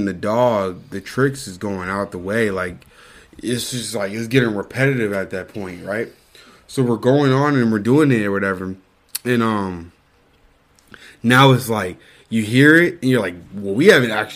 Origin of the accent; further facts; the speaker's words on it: the South, United States; growing up in the South